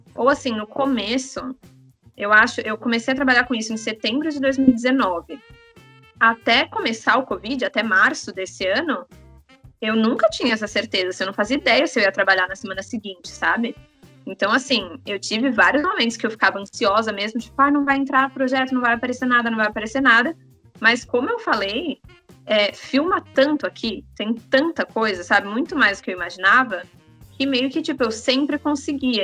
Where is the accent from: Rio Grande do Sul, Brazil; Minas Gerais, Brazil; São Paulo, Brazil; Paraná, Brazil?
São Paulo, Brazil; moved away as an adult; now in Vancouver, Canada; eu nasci, cresci, sempre morei em São Paulo, capital